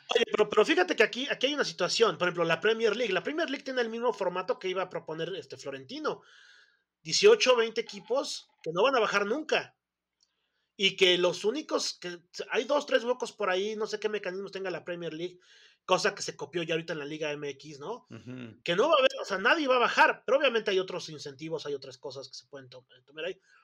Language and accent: Spanish; Mexico